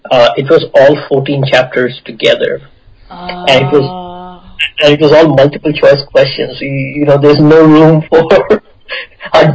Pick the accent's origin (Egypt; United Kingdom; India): India; Sindri, Jharkhand; first language Bengali; English is a second language; moved away as an adult; also born or lived in Chennai; now in United States; I grew up in a very small town in the eastern part of India.